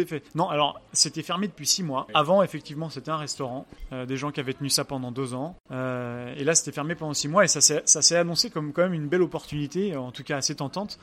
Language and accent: French; Angers, Pays de la Loire, France; moved away as an adult; now in Oslo, Norway; je suis euh, français, je suis né à Angers, à Angers dans les, euh, les pays de la Loire.